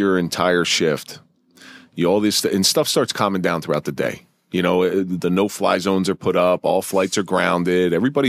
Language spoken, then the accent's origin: English; Atlantic City, New Jersey, United States; now in New York, United States; Well, I remember the first time I moved up here from South Jersey. I'd never been to New York.